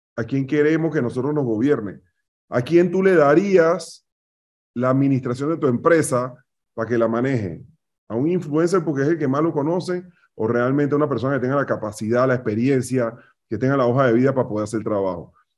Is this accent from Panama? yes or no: yes; Panama; Somos panameños